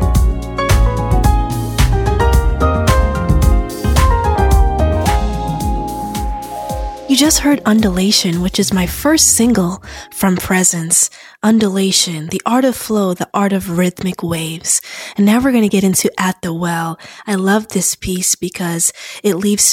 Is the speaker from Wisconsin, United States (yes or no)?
no; Aberdeen, Maryland, United States; moved away as an adult; now in Washington, D.C., United States; I'm from Aberdeen, Maryland. It's a small town 30 minutes north of Baltimore.